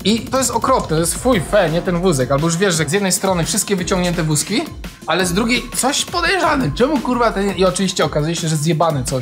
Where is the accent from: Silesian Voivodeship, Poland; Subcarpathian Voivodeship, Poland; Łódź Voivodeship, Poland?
Silesian Voivodeship, Poland; Pyskowice; My mieszkaliśmy w Pyskowicach, ja to kiedyś tam powtarzałem, to jest tuż za poligonem w Gliwicach